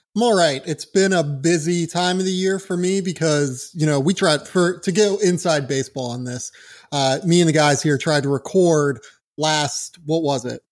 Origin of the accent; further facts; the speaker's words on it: Pittsburgh, Pennsylvania, United States; moved away; I'm from Pittsburgh originally